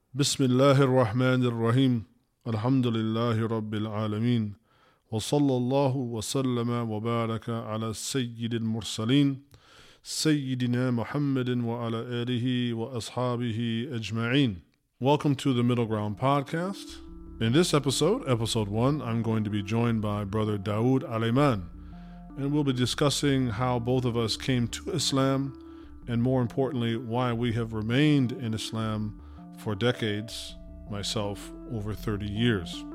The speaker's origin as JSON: {"language": "English", "country": "United States", "tie": "born or raised there", "first_language": "English", "said": "we're born and raised in America"}